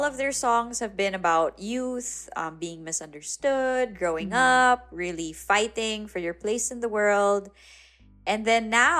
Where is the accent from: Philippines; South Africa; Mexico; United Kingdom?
Philippines; I grew up in the North.